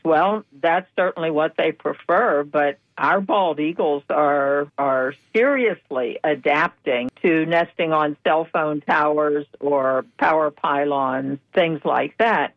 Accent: Pennsylvania, United States; now in Florida, United States; I grew up in Pennsylvania

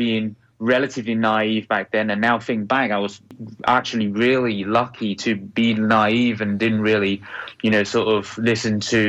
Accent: Beijing, China; born there; also born or lived in Hong Kong; I was born in Beijing, so, you know, relatively speaking, is very crowded city, even, you know, back 32 years ago. And then I moved to Hong Kong.

